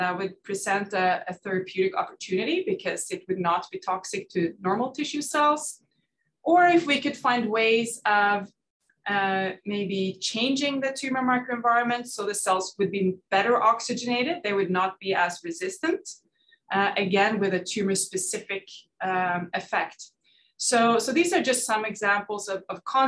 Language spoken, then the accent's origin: English; Norway; moved away as an adult; I'm Norwegian. I grew up in Norway